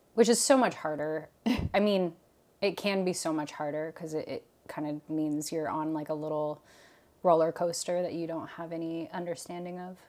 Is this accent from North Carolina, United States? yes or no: no; Portland, Oregon, United States; also born or lived in Guam; moved to the Pacific Northwest. And so I really grew up with the, um, the four seasons